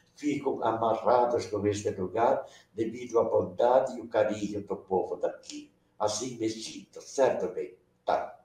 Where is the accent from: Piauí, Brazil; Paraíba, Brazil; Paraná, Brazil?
Paraná, Brazil; Curitiba; first language Venetian; Portuguese is a second language; now in Umuarama, Brazil; eu nasci em Santa Felicidade, ali pertinho de onde você está. Mas com 25 dias, meu pai se mudou lá para o Moçungue, ali perto do Parque do Barigui, onde eu me criei até os 10 anos.